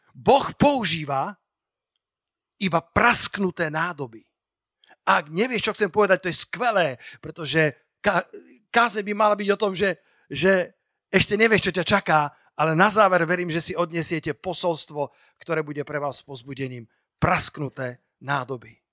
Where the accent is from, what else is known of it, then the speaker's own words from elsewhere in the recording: Slovakia; ako malý Slovák